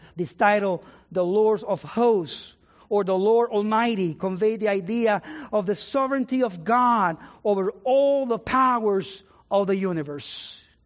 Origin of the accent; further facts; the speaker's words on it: San Juan, Puerto Rico; moved away; I was born in Puerto Rico, in the city of San Juan